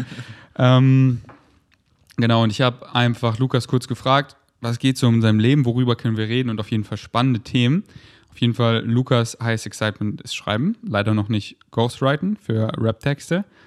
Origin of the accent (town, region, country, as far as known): Munich, Bavaria, Germany; now in Berlin, Germany